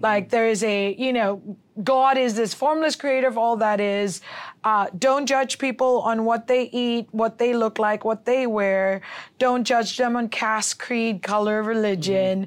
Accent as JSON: {"language": "English", "country": "Hong Kong", "tie": "born or raised there", "also_born_or_lived": "Philippines / Los Angeles / New York / San Francisco", "moved": "yes", "said": "I was born in the Philippines, raised in Hong Kong, and lived in L A, New York, San Francisco, and Dubai, and I've been in the valley for seven years"}